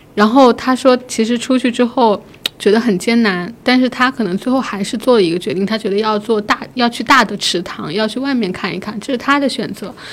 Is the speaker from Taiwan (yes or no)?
no; county neighbouring Tonggu, Jiangxi, China; moved away; 我自己的家乡是在铜鼓的临县， 就是离铜鼓非常的近，可能车程就是一两个小时的样子